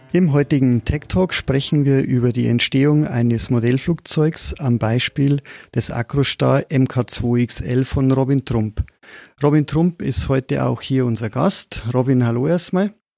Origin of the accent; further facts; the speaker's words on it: Moosburg, Bavaria, Germany; accent: Bavarian; ich bin in Moosburg aufgewachsen, in Oberbayern, wie man vielleicht am Slang ganz gut hört